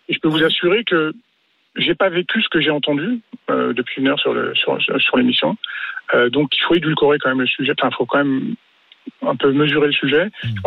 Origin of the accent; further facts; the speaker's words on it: Île-de-France, France; also born or lived in Bouches-du-Rhône; now in Aix-en-Provence, France; je suis déjà originaire de l'Île-de-France avec quartier populaire, et donc maintenant, je vis dans le sud